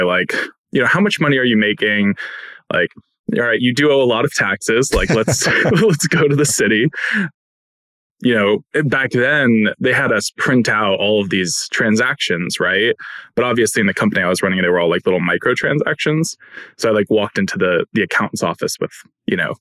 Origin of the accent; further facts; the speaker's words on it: Katonah, New York, United States; I grew up in New York, just north of the city, small town called Katona